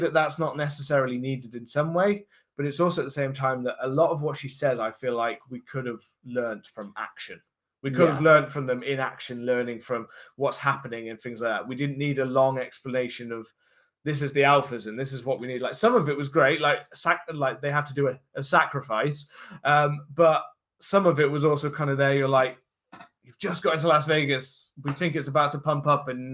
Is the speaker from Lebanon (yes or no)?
no; United Kingdom; being British